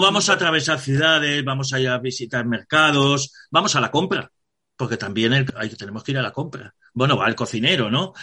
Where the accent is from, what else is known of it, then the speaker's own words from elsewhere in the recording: Spain; nosotros que somos españoles